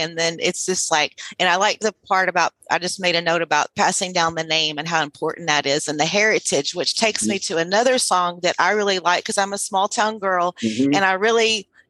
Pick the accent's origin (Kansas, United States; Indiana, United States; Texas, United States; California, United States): Texas, United States; Sealy; Sealy's my hometown.